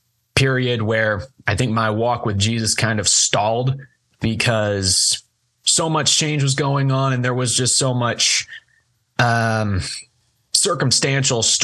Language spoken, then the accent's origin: English; Kentucky, United States; also born or lived in Hopkinsville, Kentucky / Cadiz, Kentucky; I was born and raised in Hopkinsville for first 10 years of my life, then moved over to Katy's, which is only about 40 minutes west, I think. And then now I'm over in Murray, and I've never known living anywhere other than Kentucky